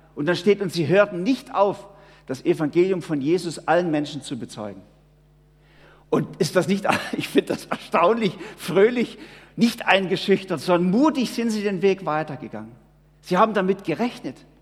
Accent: Switzerland; wir leben eigentlich in einer sehr, sehr behüteten Welt hier bei uns in der Schweiz

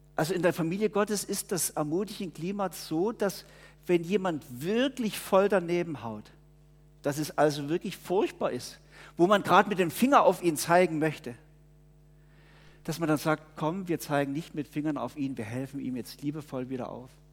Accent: Germany; born or raised there; now in Murten, Switzerland

